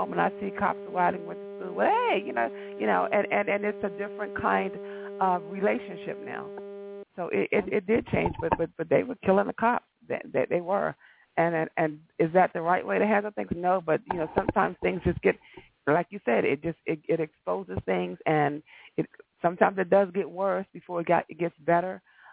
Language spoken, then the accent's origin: English; Washington, District of Columbia, United States; I'm from Washington, D.C.